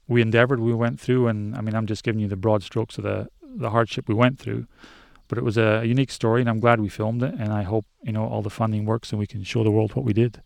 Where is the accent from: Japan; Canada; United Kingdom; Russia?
United Kingdom; Scottish Highlands, Scotland; I grew up in Scotland, up in the Highlands, in the middle of nowhere.